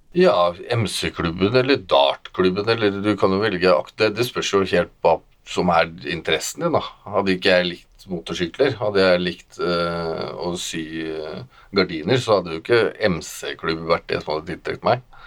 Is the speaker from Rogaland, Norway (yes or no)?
no; Moss, Østfold, Norway; also born or lived in Våler; Jeg er eh, oppvokst i Våler og i Moss